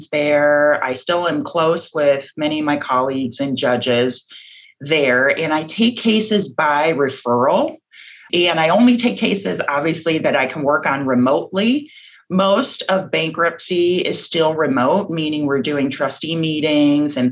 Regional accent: suburb northeast of Detroit, Michigan, United States; moved away as an adult; now in Texas, United States; I was born and raised in Michigan, in a suburb just northeast of Detroit

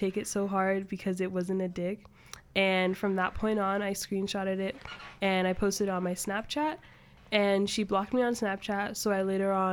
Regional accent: Ghana; moved away; I'm from Ghana, a place in West Africa.

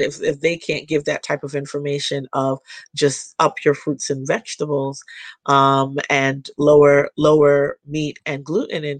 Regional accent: Jamaica; I'm Jamaican

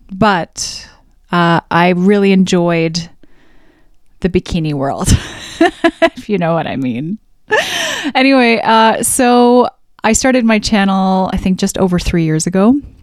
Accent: Alberta, Canada; I was raised in Central Canada. No, I shouldn't say Central Canada. In Alberta

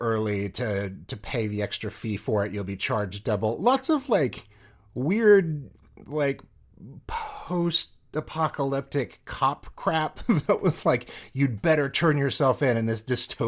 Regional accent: Kansas, United States; we're from Kansas

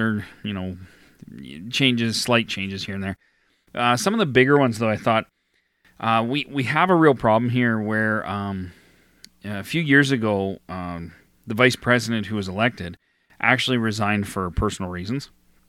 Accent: Alberta, Canada; my hometown here in Alberta.

